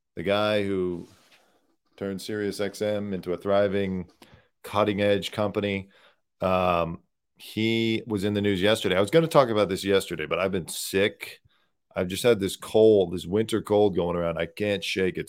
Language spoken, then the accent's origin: English; United States; as an American